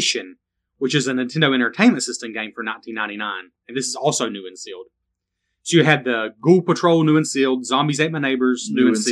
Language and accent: English; the South, United States; I was born in the South